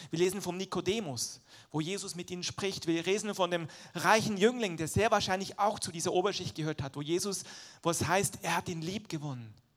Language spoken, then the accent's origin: German; Switzerland; moved away; ich bin halt in der Schweiz groß geworden, der Dialekt ist noch ein bisschen anders als Hochdeutsch